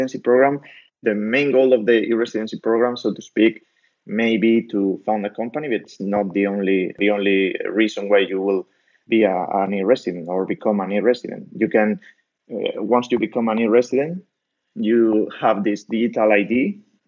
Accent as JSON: {"language": "English", "country": "Spain", "moved": "yes", "said": "I'm a micropreneur from Spain"}